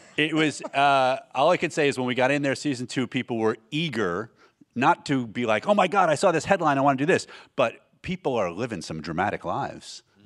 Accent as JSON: {"language": "English", "town": "San Diego", "region": "California", "country": "United States", "tie": "born or raised there", "also_born_or_lived": "Oregon", "said": "we grew up in San Diego, Oregon via San Diego"}